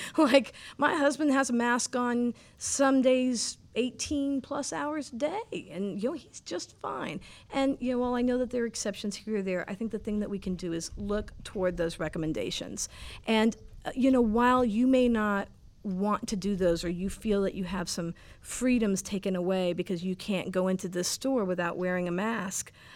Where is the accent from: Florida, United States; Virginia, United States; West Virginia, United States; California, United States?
Florida, United States; Fort Lauderdale; I am from South Florida, Fort Lauderdale, Florida. Um, the water, the ocean, boats, canals, palm trees, salt, water, breezes, um, international people, wonderful food. Sunshine.